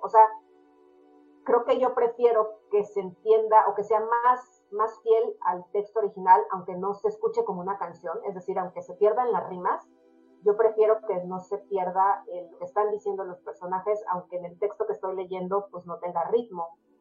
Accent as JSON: {"language": "Spanish", "country": "Mexico", "said": "nosotros como mexicanos"}